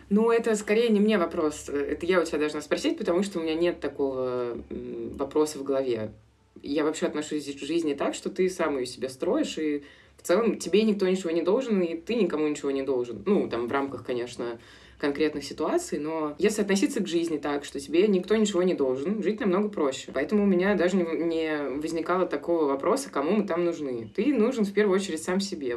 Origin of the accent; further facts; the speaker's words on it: Moscow, Russia; moved away as an adult; also born or lived in Italy; now in Argentina; мы оба из Москвы